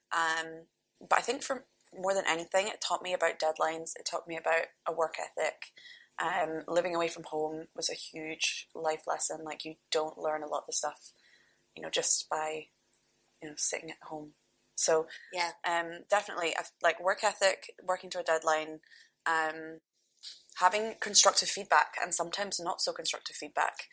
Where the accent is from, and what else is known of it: North Berwick, Scotland, United Kingdom; born or raised there